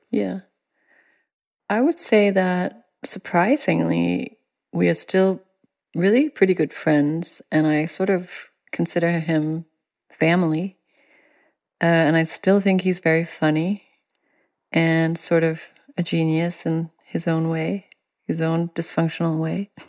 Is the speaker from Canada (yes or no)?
no; Denmark; now in United States; me coming from Denmark